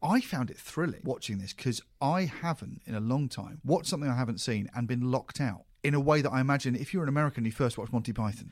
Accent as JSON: {"language": "English", "country": "United Kingdom", "said": "as a British person"}